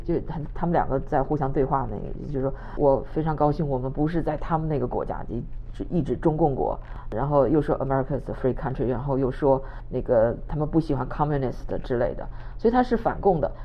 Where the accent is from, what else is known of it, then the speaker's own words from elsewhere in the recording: China; now in United States; 我们中国人